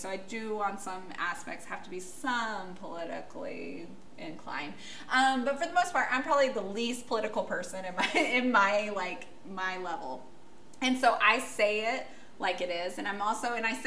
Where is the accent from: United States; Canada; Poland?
United States; I'm American